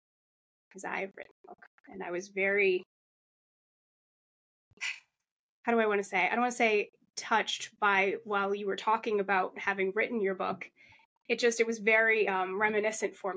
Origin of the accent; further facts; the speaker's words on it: Massachusetts, United States; I grew up in the Massachusetts foster care system